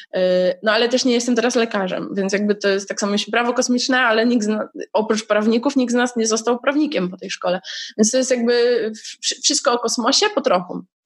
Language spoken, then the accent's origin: Polish; Poland; ponieważ jestem z Polski, to mogłam aplikować automatycznie o stypendium